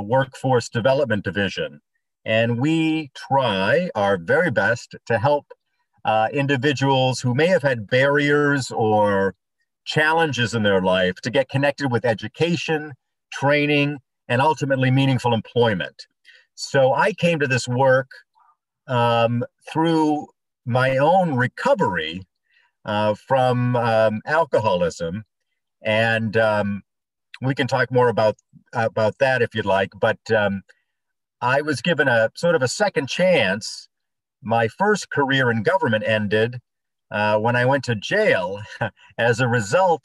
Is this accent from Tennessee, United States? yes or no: no; Bangor, Maine, United States; I grew up in Bangor